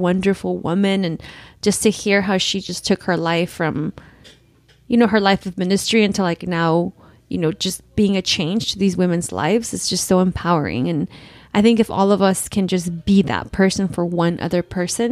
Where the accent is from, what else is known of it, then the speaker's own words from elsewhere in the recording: Los Angeles, California, United States; growing up